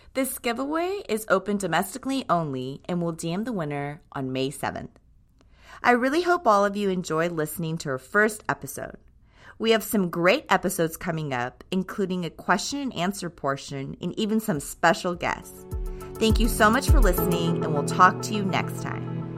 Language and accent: English; Tokyo, Japan; now in United States; Tokyo, Japan, where I was born and raised.